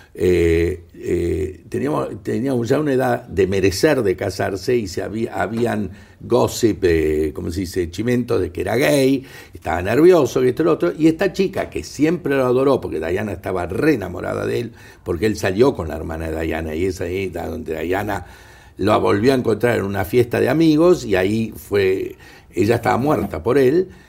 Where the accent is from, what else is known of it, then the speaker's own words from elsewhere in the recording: Argentina; moved away; siendo ciudadano argentino, no residente, pero argentino